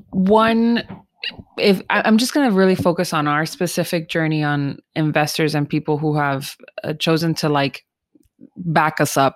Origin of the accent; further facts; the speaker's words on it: United Kingdom; I'm so British.